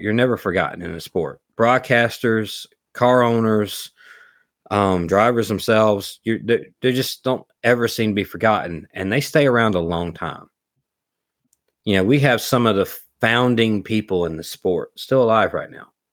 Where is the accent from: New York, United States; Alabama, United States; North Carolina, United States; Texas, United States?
Alabama, United States; South; we're from South Alabama